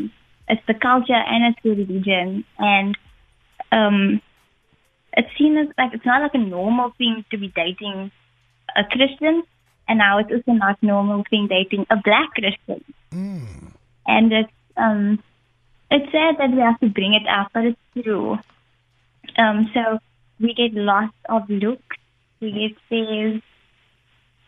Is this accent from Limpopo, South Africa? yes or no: no; Cape Town, Western Cape, South Africa; I'm from Cape Town, 25 years old